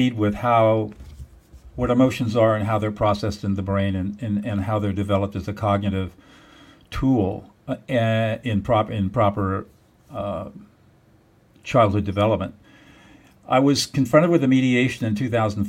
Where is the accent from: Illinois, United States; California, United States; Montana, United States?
California, United States; Southern; I grew up in Southern California